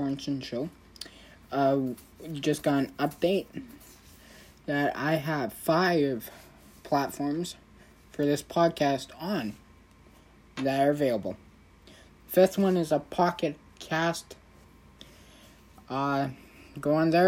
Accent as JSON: {"language": "English", "town": "Barrhead", "region": "Alberta", "country": "Canada", "tie": "born or raised there", "said": "here in my hometown, Barrhead, Alberta, where this podcast is, based out of, where I'm the OG here, where I'm original"}